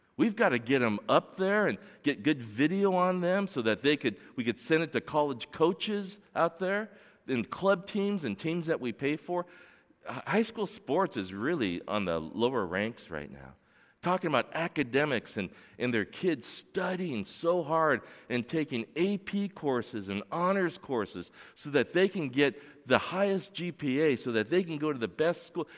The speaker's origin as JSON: {"language": "English", "town": "Torrance", "region": "California", "country": "United States", "tie": "born or raised there", "said": "I grew up here in Torrance, and I went to Edison Elementary and Magruder Middle School and North High School. I grew up in North Torrance."}